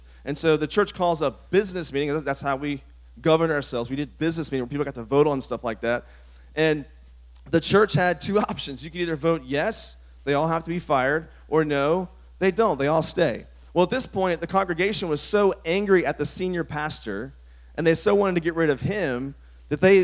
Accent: Virginia, United States; the church I grew up in Virginia

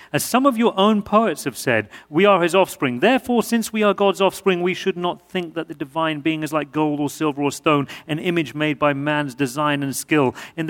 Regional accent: New York, United States; accent: New York; And and I'm still going to work on my New York accent as well, so it's getting really, really confusing.

